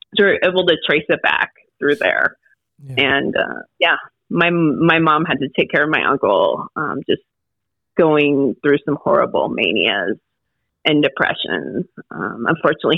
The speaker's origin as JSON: {"language": "English", "region": "Southern California", "country": "United States", "tie": "born or raised there", "also_born_or_lived": "Des Moines, Iowa / Virginia", "moved": "as an adult", "said": "I moved from California, grew up in California, Southern California. Got dragged to Iowa, to Des Moines, Iowa"}